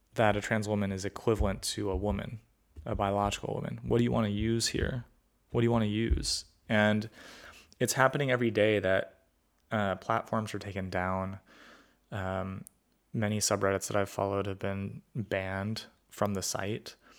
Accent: California, United States; I grew up in California where people were from all sorts of backgrounds

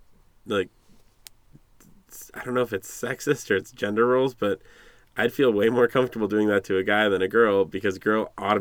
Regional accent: London, United Kingdom; accent: Cockney; my Cockney accent.

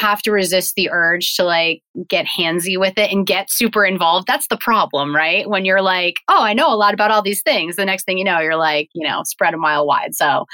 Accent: Rhode Island, United States; I'm from Rhode Island

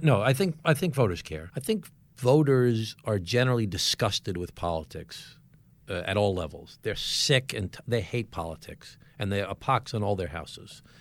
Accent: Glen Cove, New York, United States; I was the mayor of my hometown for eight years, Glen Cove

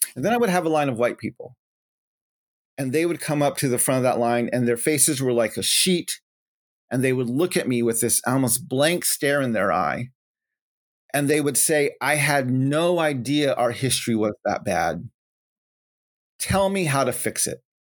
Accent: New Mexico, United States; moved away as an adult; also born or lived in Denver / Navajo Nation; now in Washington, D.C., United States; growing up in New Mexico, on a border town to the Navajo Nation

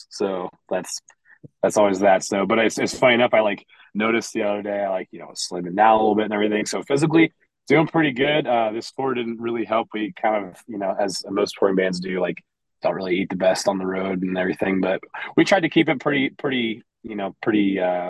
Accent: Lima, Ohio, United States; now in Columbus, United States; I grew up in a small, Midwestern Ohio town. Like we're from Columbus, but I'm from a little town about northwest of here called Lima

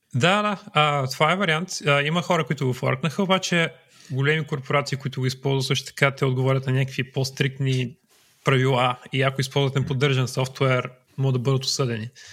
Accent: Troyan, Lovech Province, Bulgaria; Аз съм от Троян

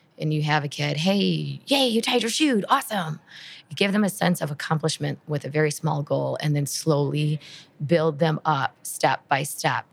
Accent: Midwest, United States; I'm from the Midwest

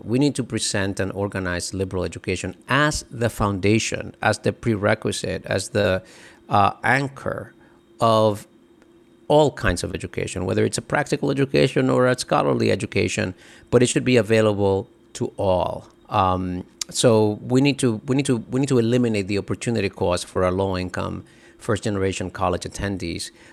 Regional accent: Dominican Republic; now in United States; I grew up in the Dominican Republic

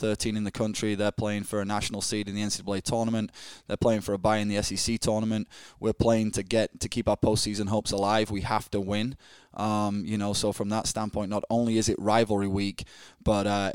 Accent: Yorkshire and the Humber, United Kingdom; moved away as an adult; also born or lived in Scotland / Chicago / Austin, Texas; now in Starkville, United States; I grew up in England, northwest of England, about 4.5 hours northwest of London, in a really small village, smaller than Starkville, of 1,000 people called Emsey, in the Yorkshire, the county, Yorkshire County, I should say.

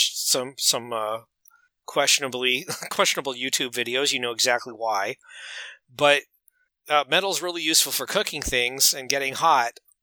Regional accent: United States; I'm an American

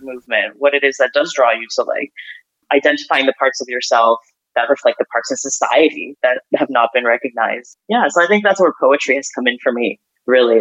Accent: Ukraine; moved away; also born or lived in Canada; I grew up in, you know, I grew up in Ukraine.

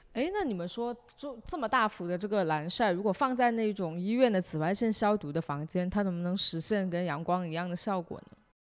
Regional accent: Shenzhen, Guangdong, China; 我们是在这长大

